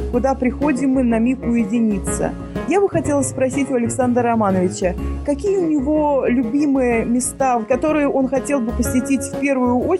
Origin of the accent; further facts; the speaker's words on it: Baku, Azerbaijan; moved away; Я родилась не в Баку, но практически в 20-дневном возрасте уже я с 20-дневного возраста жила в Баку. Я уехала из Баку э, в 1993 году.